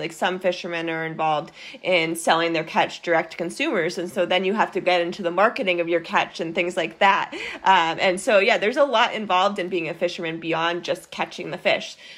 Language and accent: English; Maine, United States; I grew up in Maine